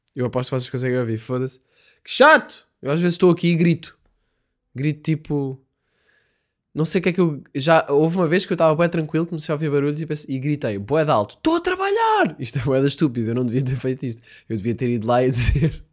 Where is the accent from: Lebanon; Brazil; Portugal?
Portugal; Vizela, Norte; Eu sei que estou a exagerar um bocado o sotaque, mas eu sou de Bizela